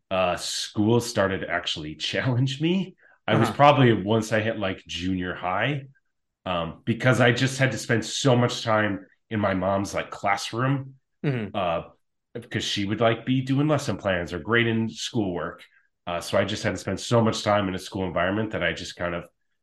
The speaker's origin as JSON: {"language": "English", "town": "Chaska", "region": "Minnesota", "country": "United States", "tie": "born or raised there", "moved": "yes", "lives_now": "Oregon, United States", "said": "I grew up in Chaska, Minnesota"}